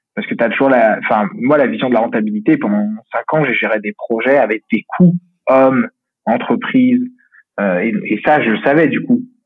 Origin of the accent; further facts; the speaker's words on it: Lyon, Auvergne-Rhône-Alpes, France; je suis de Lyon